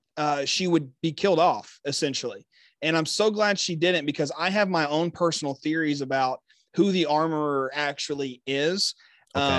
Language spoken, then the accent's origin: English; Texas, United States; my home state